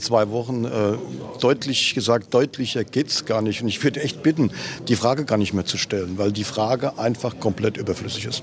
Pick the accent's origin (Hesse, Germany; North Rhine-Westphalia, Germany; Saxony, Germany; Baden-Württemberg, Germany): Saxony, Germany; Leipzig; also born or lived in Dortmund; also ich bin hier geboren, ich kenne Leipzig, ich bin Leipziger.